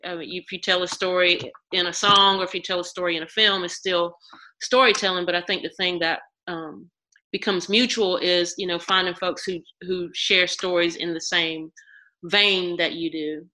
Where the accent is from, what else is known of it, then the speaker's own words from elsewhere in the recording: Mount Olive, North Carolina, United States; now in Durham, United States; I'm right. from botankus or Mount Olive